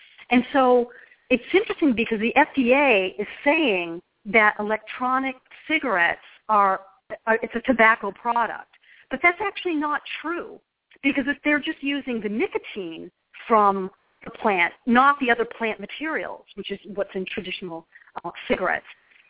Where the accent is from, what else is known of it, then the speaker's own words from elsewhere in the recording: Ireland; I love potatoes, and I don't know if it's because I'm Irish, but I love potatoes.